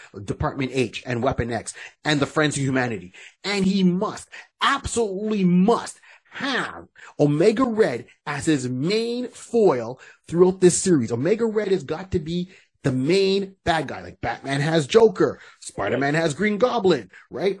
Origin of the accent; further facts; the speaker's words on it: Barbados; now in Canada; We're Bajan, but we live in Canada